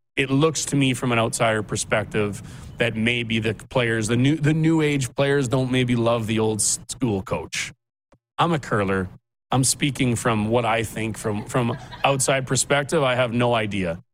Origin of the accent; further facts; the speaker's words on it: Regina, Saskatchewan, Canada; now in Calgary, Canada; I was fortunate enough growing up in Regina